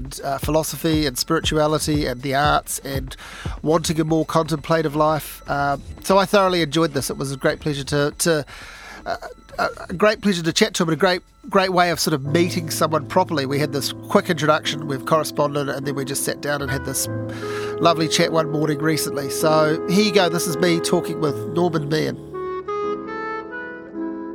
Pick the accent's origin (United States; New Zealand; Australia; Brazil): New Zealand; Hawke's Bay; now in Wellington, New Zealand; I grew up in Hawke's Bay, moved to Wellington.